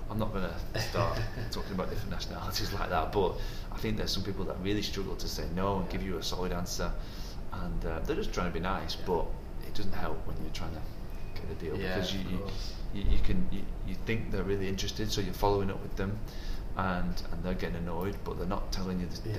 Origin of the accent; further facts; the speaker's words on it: Wigan, North West England, United Kingdom; now in Dubai, United Arab Emirates; There's only in England, in Wigan, there's no different nationalities.